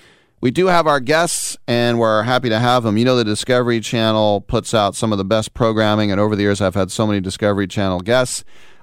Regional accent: San Francisco Bay Area, California, United States; I'm from the San Francisco Bay Area, and there's so much Asian culture here from every single Asian country in the world.

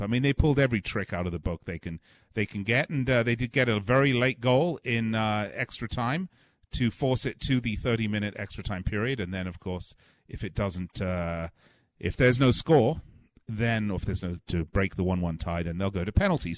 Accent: England, United Kingdom; I'm from England

